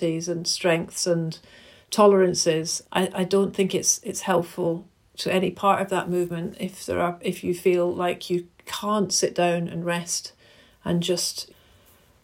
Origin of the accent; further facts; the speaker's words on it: Glasgow, Scotland, United Kingdom; moved away; I grew up in Glasgow and my parents used to take me to the Kelvin Grove Art Gallery Museum pretty much every weekend